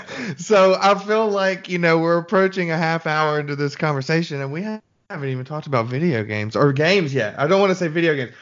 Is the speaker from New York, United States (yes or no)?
no; Birmingham, Alabama, United States; moved away as an adult; I was born and raised in Birmingham